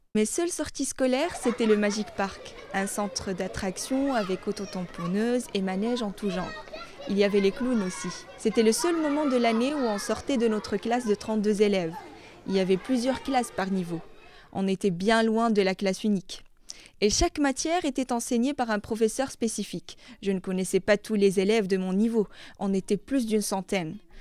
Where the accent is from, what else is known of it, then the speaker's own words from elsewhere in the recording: Salé, Rabat-Salé-Kénitra, Morocco; moved away; J'ai grandi à Salé, à 5 km de la capitale